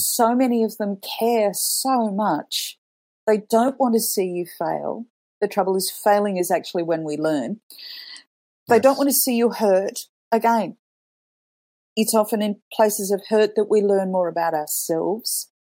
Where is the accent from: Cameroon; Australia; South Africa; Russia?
Australia; moved away as an adult; also born or lived in Canada / Italy; growing up in Australia